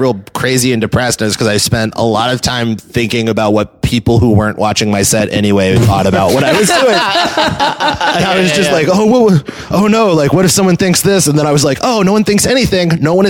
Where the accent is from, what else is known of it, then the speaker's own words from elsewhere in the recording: the South, United States; now in San Francisco, United States; I love doing shows in San Francisco now, but I also know to like bury that I'm from the South. Yeah. Like, you can't tell immediately from my accent